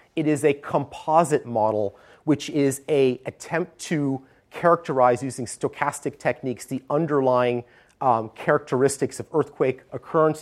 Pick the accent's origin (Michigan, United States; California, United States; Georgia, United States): California, United States; Stanford; moved away as an adult; now in San Francisco, United States; I grew up on the Stanford campus